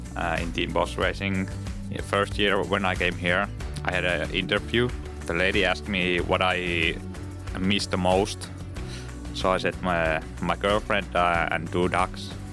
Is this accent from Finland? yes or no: yes; Lapland, Finland; English is a second language; My hometown is, uh, in Arctic Circle.